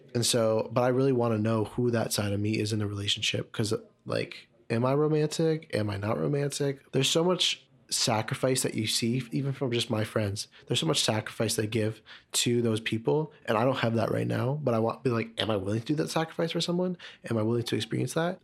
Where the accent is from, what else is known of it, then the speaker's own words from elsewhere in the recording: Markham, Ontario, Canada; I grew up in Markham